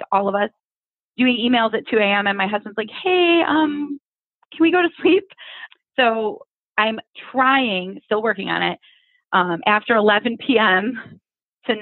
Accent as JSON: {"language": "English", "region": "Ohio", "country": "United States", "said": "I'm from Ohio"}